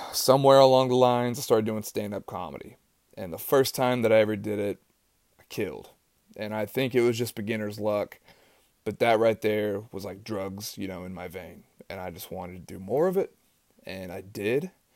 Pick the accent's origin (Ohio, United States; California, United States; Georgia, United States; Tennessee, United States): Tennessee, United States; East; I grew up in East Tennessee